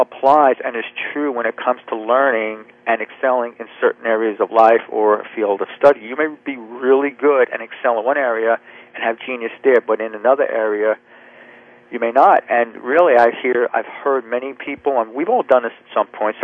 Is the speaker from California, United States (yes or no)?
no; New Jersey, United States; now in Charleston, United States; right now, I live in South Carolina, Charleston. I'm right near the ocean, and I grew up in New Jersey.